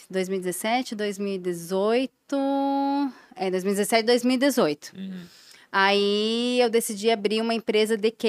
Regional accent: Brazil; moved away; also born or lived in Germany; como brasileira

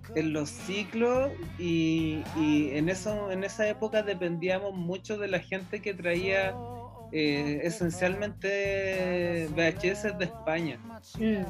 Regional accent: Rancagua, O'Higgins, Chile; soy de Rancagua.

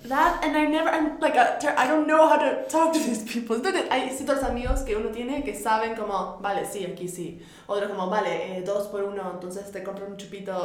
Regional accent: Uruguay; moved away

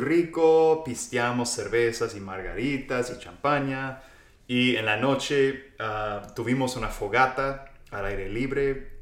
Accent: central Texas, United States; Yo soy del centro de Texas, Texas.

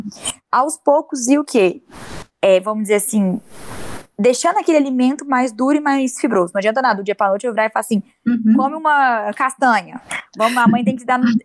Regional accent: Uberaba, Minas Gerais, Brazil; aqui na minha cidade, eu sou de Minas, de Uberaba

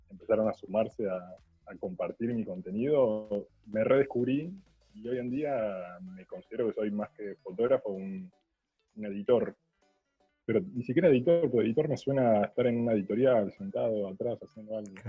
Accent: La Plata, Buenos Aires Province, Argentina; Yo soy de La Plata

